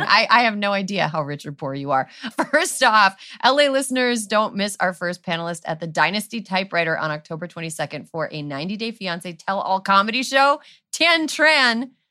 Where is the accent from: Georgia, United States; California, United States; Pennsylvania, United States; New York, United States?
California, United States; as a Californian